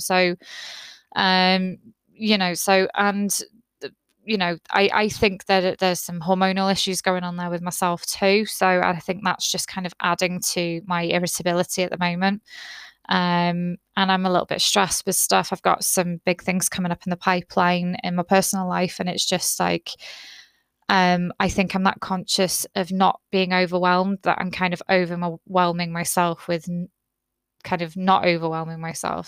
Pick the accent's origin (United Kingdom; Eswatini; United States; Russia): United Kingdom; I'm very British